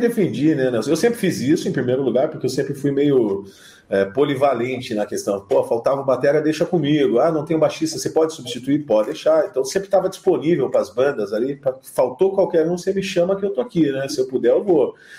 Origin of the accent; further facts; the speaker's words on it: Curitiba, Paraná, Brazil; also born or lived in London; now in São Paulo, Brazil; eu sou de Curitiba, mas eu, antes de ir para Londres eu estava em São Paulo